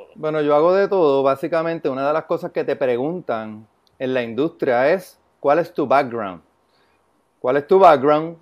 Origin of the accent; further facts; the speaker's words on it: San Lorenzo, Puerto Rico; yo soy de San Lorenzo, Puerto Rico